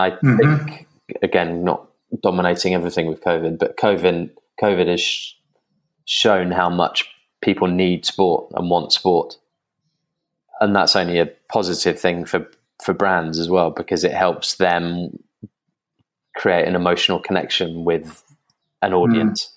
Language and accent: English; England, United Kingdom; I'm English